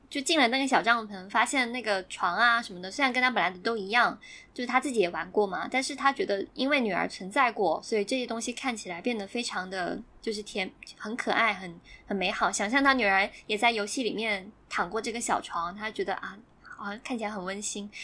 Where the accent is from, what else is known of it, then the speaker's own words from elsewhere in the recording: Guangdong, China; 因为我超善人嘛，就是很多兄弟姐妹